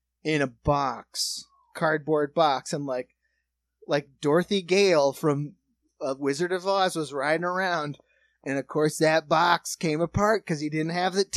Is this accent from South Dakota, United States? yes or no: yes; South Dakota, United States; also born or lived in New York; now in Ohio, United States; we're from South Dakota, so we live in a house